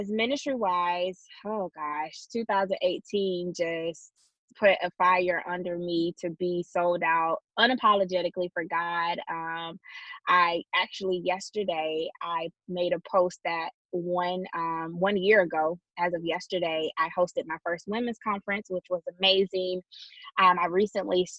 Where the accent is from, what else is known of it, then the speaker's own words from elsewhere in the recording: Douglas, Georgia, United States; moved away as an adult; also born or lived in Jacksonville / Tallahassee; I'm from Douglas, Georgia, not Douglasville